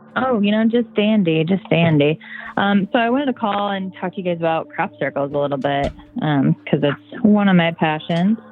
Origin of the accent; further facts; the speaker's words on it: Indiana, United States; moved away; I am from Indiana originally, so I grew up around crop like crop fields and cornfield my whole life